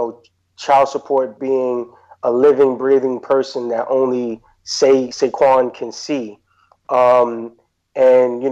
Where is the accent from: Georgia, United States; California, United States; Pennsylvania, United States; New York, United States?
New York, United States; New York City; I grew up in Queensbridge Projects, so growing up in Queensbridge